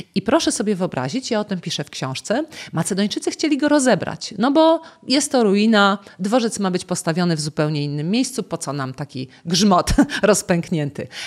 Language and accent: Polish; Poznań, Greater Poland, Poland; ja jestem z Poznania